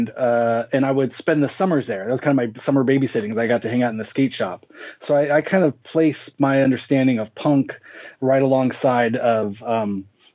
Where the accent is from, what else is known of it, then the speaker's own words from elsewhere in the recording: Inland Empire, Southern California, United States; I grew up in Southern California. I was born in 1981. Grew up in the Inland Empire, which is kind of the desert region of Southern California